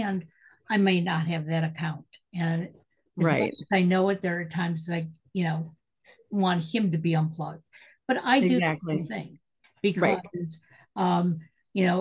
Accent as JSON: {"language": "English", "town": "Detroit", "region": "Michigan", "country": "United States", "tie": "born or raised there", "said": "I'm originally from Detroit, and, cars were made in Detroit when I was growing up"}